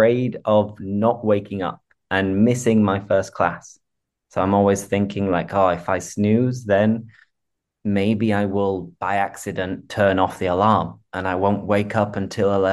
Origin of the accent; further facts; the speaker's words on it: England, United Kingdom; moved away as an adult; also born or lived in Seville, Spain; being English, I am very familiar with rain